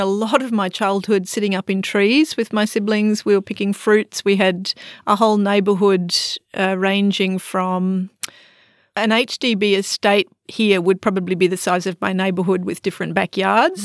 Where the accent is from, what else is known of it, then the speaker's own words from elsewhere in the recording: Australia; accent: Australian; moved away as an adult; now in Singapore; I'm an Australian, obviously. You can tell from my accent.